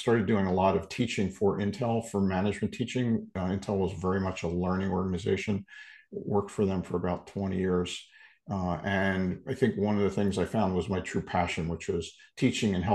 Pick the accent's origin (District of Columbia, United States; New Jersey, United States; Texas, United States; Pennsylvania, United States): Pennsylvania, United States; Philadelphia; I was born and raised in the Philadelphia area